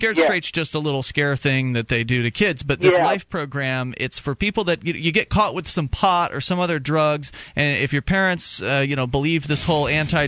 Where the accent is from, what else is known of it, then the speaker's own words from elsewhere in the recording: Sarasota, Florida, United States; moved away; I'm originally from Sarasota, Florida